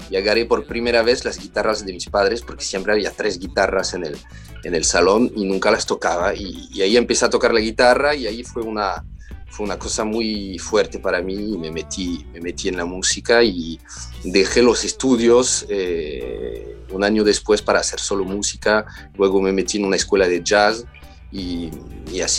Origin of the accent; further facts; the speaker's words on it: Paris, Île-de-France, France; escuchamos mucha folk en casa, todos los clásicos y las canciones francesas también, porque, porque también crecí en París.